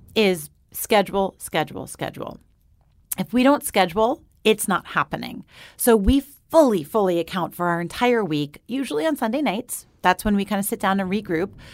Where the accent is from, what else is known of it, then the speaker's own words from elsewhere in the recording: New York, United States; I grew up just outside of New York City, and then I moved to the city.